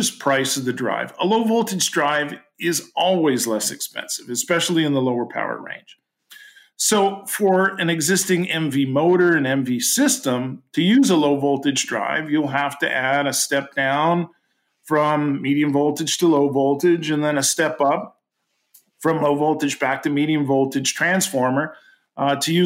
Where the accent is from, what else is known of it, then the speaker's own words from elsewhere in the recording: Canada; I'm Canadian